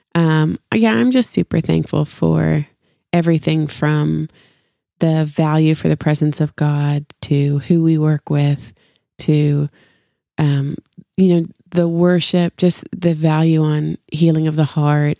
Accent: Canada; moved away as an adult; now in Franklin, United States; growing up, I was, and I, I still am, was so proud to be Canadian

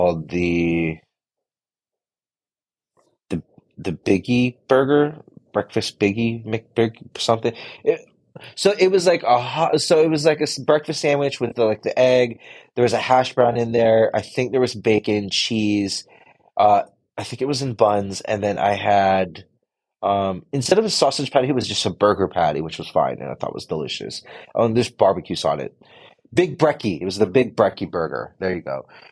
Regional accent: United States; we are Americans

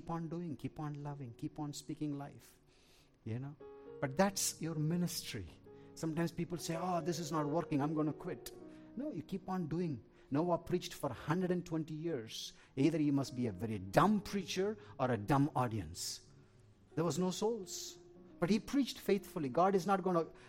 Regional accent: Tamil Nadu, India; I'm an Indian. I'm a South Indian

